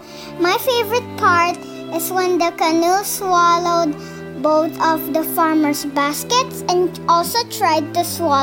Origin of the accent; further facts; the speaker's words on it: Taguig, Metro Manila, Philippines; I am from the Philippines, from Taguig City.